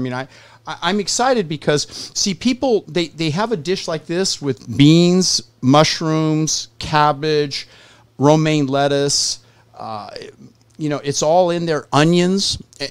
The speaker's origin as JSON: {"language": "English", "region": "Southern California", "country": "United States", "said": "I'm from Southern California."}